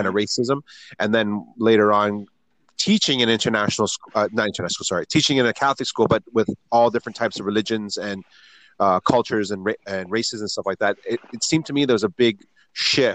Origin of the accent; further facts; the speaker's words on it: Canada; I'm a Chinese Canadian